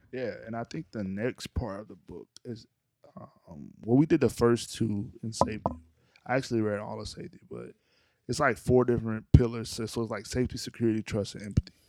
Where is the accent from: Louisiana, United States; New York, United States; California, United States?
Louisiana, United States; North; I'm from Louisiana